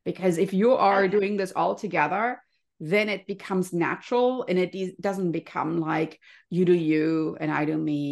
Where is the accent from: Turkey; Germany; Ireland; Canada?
Germany; now in California, United States; I grew up in Germany, you can hear my cute little accent